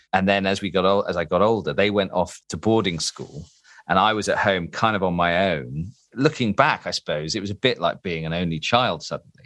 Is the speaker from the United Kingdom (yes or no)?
yes; Derby, East Midlands, United Kingdom; moved away; I'm originally from Derby